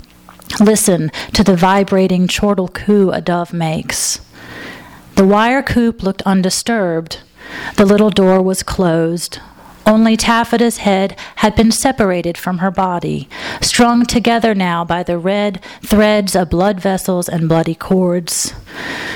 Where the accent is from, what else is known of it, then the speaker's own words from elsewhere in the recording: Alabama, United States; moved away as an adult; now in Los Angeles, United States; I'm originally from Alabama